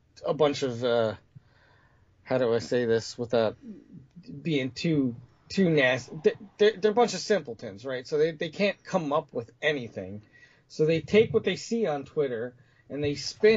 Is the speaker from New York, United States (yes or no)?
yes; New York, United States; I was born in New York